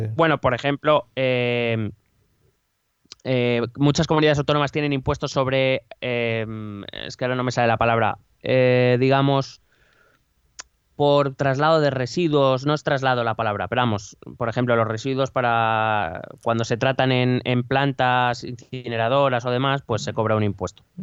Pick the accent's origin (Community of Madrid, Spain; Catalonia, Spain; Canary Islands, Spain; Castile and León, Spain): Community of Madrid, Spain; la nuestra es Madrid, que somos de Madrid